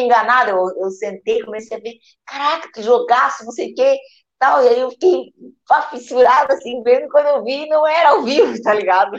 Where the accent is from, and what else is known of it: Brazil